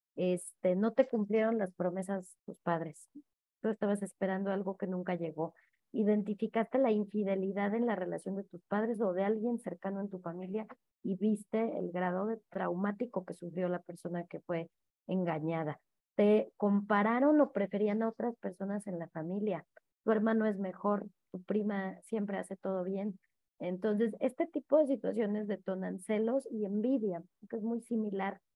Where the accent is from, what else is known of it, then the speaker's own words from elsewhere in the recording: Mexico; yo allá en el tuyo